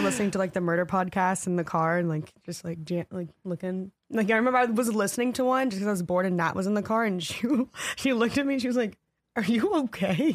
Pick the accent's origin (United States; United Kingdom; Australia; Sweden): United States; the South; I'm from the South and, like, redneck area